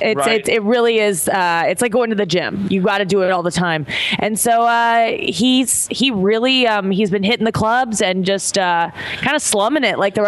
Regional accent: St. Louis, Missouri, United States; I'm from St. Louis. Right. We get pretty harsh winters there.

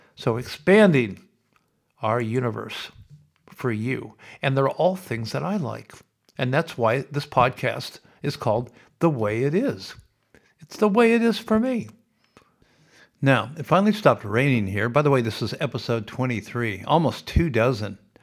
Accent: Sioux City, Iowa, United States; moved away as an adult; now in Australia; when I was growing up in Sioux City

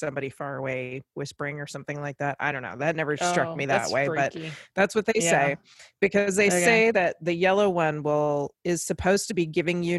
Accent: Virginia, United States; when I was growing up in Virginia

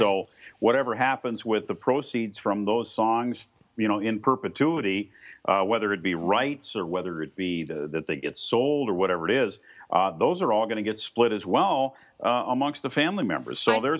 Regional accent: Minnesota, United States; I'm from Minnesota

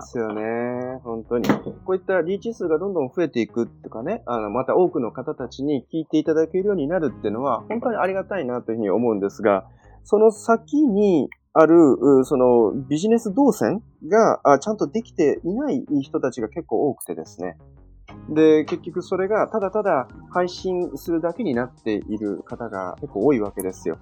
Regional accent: Tottori, Japan; ふるさとの鳥取県鳥取市は20万人もいない都市

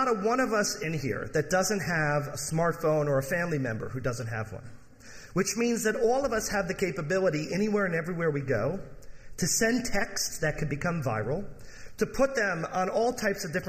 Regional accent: Michigan, United States; I grew up in Michigan.

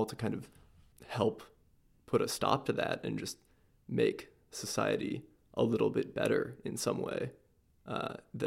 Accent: Michigan, United States; I grew up in Michigan in a relatively small town

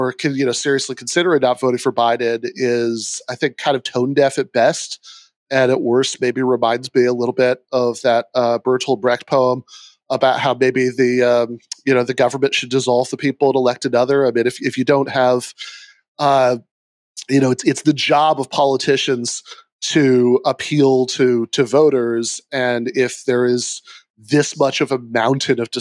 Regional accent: Michigan, United States; my home state of Michigan

